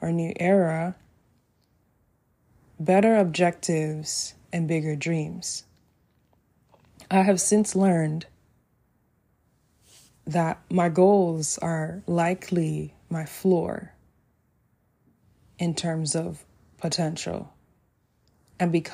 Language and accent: English; Jamaica; living in Jamaica, my home country